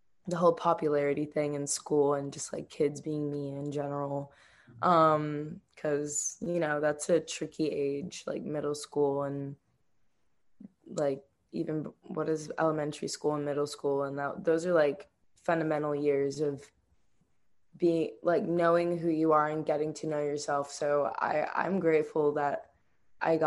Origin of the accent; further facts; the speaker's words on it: Miami, Florida, United States; now in Eugene, United States; Growing up in Miami was awesome. I'm Cuban and Jamaican, so it's like where my people are